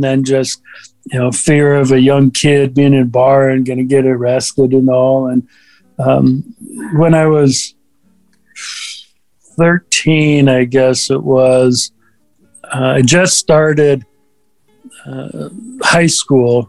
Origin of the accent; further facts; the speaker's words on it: California, United States; also born or lived in Minnesota; we grew up in Minnesota until I was five, and then we moved out to California